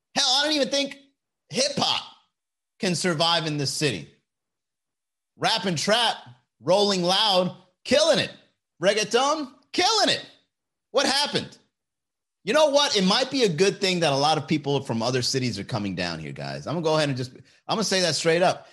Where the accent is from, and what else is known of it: Miami, Florida, United States